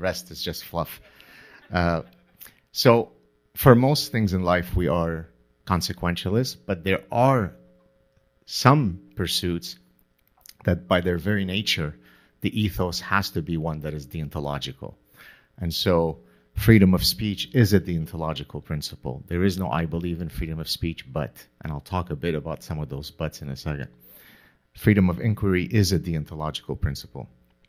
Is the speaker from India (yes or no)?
no; Canada; I'm Canadian, so I can say this without being accused of being a right-wing, insurrectionist.